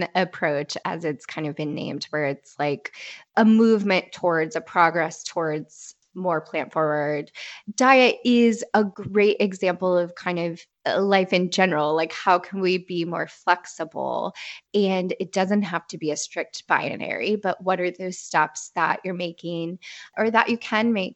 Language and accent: English; Midwest, United States; I grew up in the Midwest